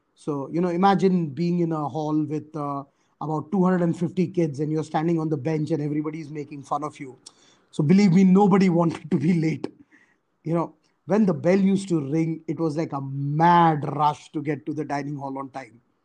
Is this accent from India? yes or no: yes; small town three hours from Mumbai, Maharashtra, India; I was born in Mumbai, uh, which is obviously one of the major cities in India. But uh, my parents, uh, you know, were actually hailed from a small town, uh, which is about uh, three hours drive from Mumbai